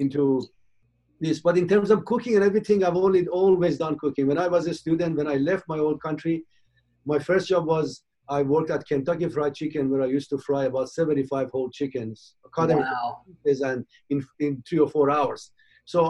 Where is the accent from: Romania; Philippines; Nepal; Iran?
Iran; moved away as an adult; also born or lived in United Kingdom / Michigan / Cincinnati / Philadelphia; now in United States; I was born in Iran in 54. And I left my old country in 1975 as a young 19-year-old, went to the United Kingdom